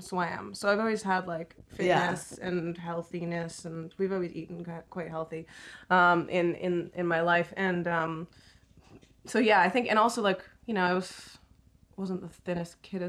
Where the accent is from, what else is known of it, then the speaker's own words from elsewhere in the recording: Montreal, Quebec, Canada; moved away; I'm from Montreal